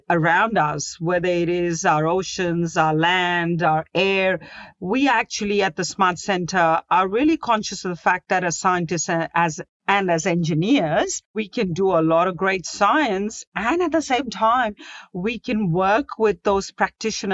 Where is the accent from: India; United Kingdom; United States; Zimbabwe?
India; Mumbai, Maharashtra; now in Sydney, Australia; I was born in Mumbai.